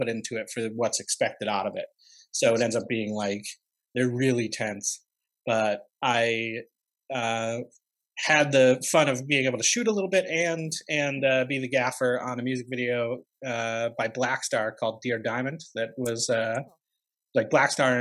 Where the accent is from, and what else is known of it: Upstate New York, United States; born or raised there